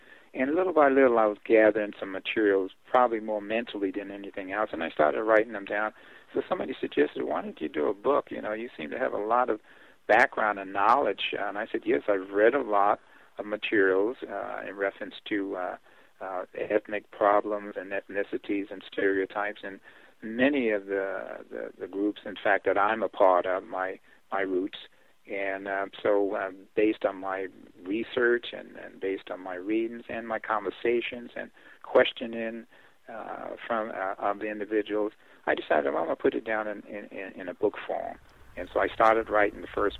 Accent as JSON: {"language": "English", "town": "New York City", "region": "New York", "country": "United States", "tie": "born or raised there", "also_born_or_lived": "California / Alabama", "moved": "as an adult", "said": "I was born and raised in New York City, and then as a young adult left, and then spent a considerable period of time in California."}